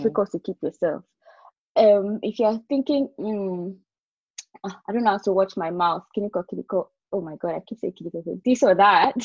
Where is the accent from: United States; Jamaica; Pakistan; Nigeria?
Nigeria; moved away as an adult; also born or lived in England; I was opportune to live outside of my country where I grew up in Nigeria